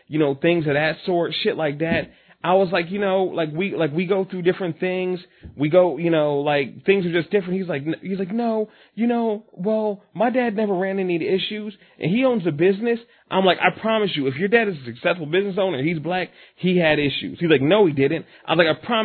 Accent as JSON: {"language": "English", "town": "Willingboro", "region": "New Jersey", "country": "United States", "tie": "born or raised there", "said": "I grew up in Willowboro"}